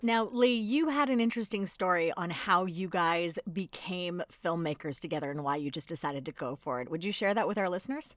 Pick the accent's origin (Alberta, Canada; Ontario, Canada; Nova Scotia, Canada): Alberta, Canada; Edmonton; I'm from Edmonton